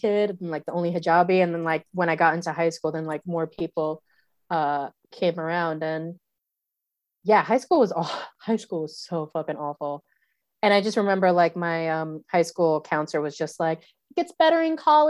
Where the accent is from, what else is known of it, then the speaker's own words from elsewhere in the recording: New York City, New York, United States; moved away as an adult; now in New Zealand; I grew up in the Bronx in the 90s.